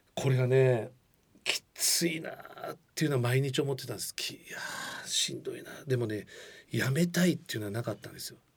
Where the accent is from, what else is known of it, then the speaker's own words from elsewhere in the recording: Funabashi, Chiba, Japan; 出身地でもある千葉県船橋市